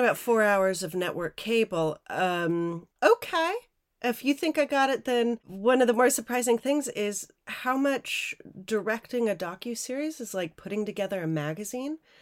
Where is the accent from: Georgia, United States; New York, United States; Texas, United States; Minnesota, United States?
Minnesota, United States; Minneapolis; I grew up in Minneapolis